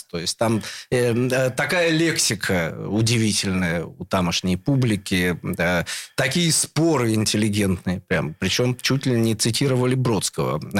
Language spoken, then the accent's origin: Russian; Saint Petersburg, Russia; born there; Родился на Новосилевском в самом, что ни на есть, промышленном сердце.